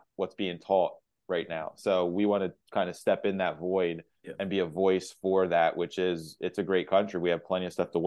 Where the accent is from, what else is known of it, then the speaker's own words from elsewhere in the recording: Lancaster, Pennsylvania, United States; born and raised in Lancaster, middle-class family.